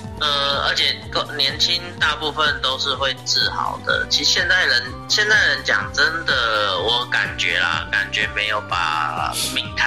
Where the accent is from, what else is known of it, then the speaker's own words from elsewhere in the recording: Taoyuan, Taiwan; 第一次感觉身为桃园人是像摩西一样的待遇，